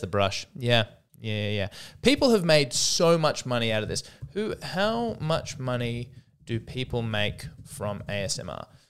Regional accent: Australia; I'm an Aussie deep down at heart

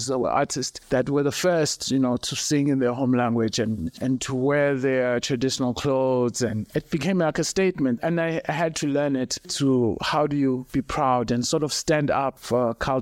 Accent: Tsolo, Eastern Cape, South Africa; I grew up in the Eastern Cape, in a small town called Tsolo.

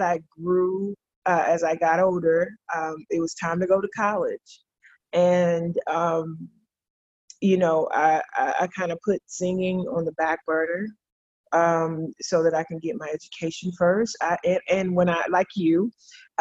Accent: Douglas, Georgia, United States; I'm from a little small town called Douglas, Georgia, where the only thing that you can really do there is either play sports, sing in the choir

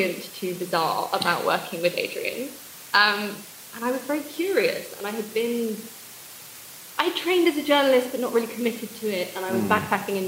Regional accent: England, United Kingdom; accent: very English; I know how I sound. Yeah. Very English

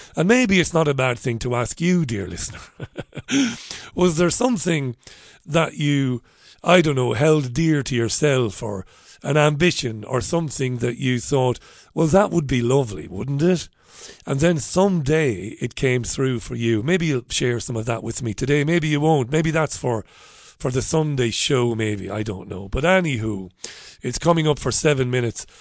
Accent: Waterford, Munster, Ireland; When I was a young boy, I grew up in Ballybeg in Waterford City

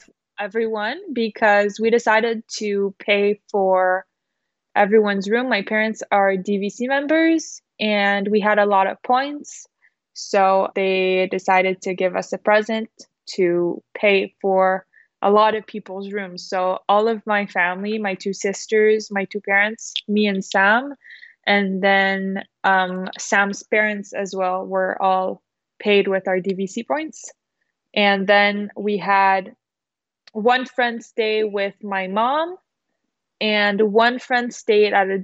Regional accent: Quebec City, Quebec, Canada; our Quebec City wedding, if we had a wedding at our hometown

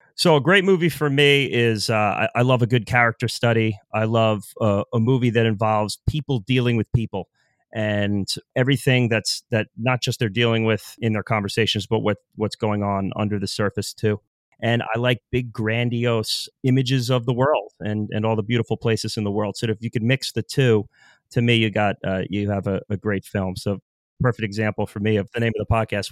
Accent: New York, United States; Born and raised in New York

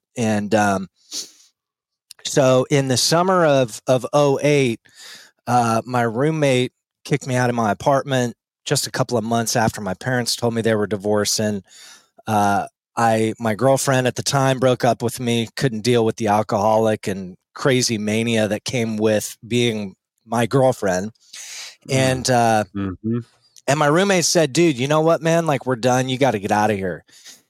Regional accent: Littleton, Colorado, United States; I was born and raised in Denver, actually. Okay. Littleton, to be more exact.

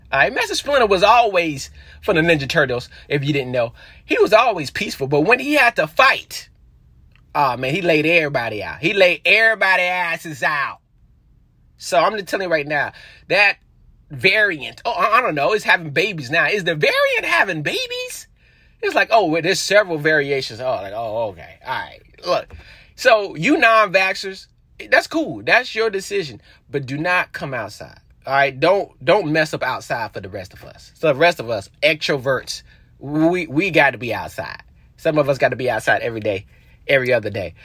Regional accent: North Carolina, United States; I'm from North Carolina

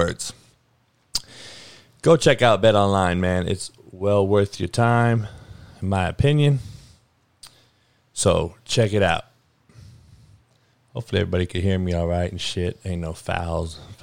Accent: Compton, California, United States; growing up on the Compton College football fields

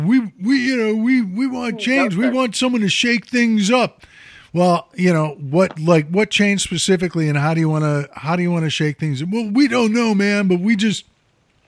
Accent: Chicago, Illinois, United States; moved away; when I was a kid, growing up in Chicago

